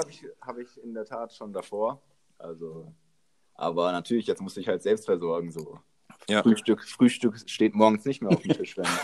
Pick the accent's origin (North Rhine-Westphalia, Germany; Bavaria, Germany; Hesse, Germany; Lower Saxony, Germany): Hesse, Germany; Frankfurt; now in Nuremberg, Germany; komme aber gebürtig aus Frankfurt, also bin Frankfurter Bub.